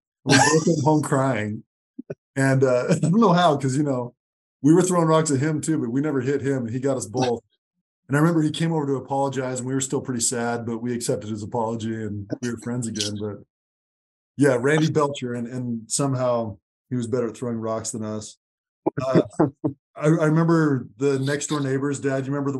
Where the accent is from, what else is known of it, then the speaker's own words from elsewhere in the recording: Laramie, Wyoming, United States; Growing up in Laramie, it's different.